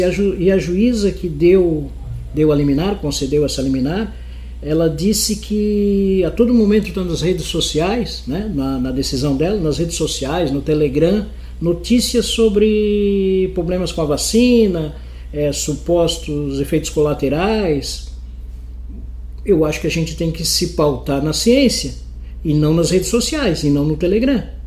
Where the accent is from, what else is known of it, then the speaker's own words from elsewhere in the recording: Paraná, Brazil; now in Itajaí, Brazil; eu sou do Paraná